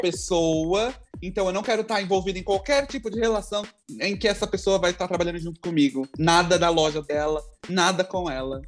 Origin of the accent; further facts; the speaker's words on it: Brazil; first language Portuguese; moved away; also born or lived in Texas; Sou, mas eu não falo espanhol.